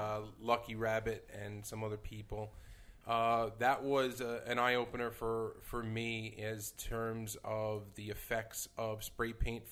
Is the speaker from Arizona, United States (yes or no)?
no; New York City, New York, United States; Like myself, she is a Brooklyn native.